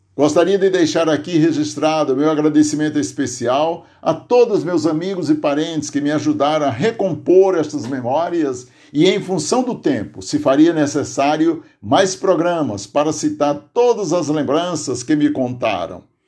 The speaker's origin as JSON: {"language": "Portuguese", "town": "Aurora", "region": "Ceará", "country": "Brazil", "tie": "born or raised there", "moved": "yes", "lives_now": "Santo André, Brazil", "said": "no Tipi, distrito de Aurora, onde nasci"}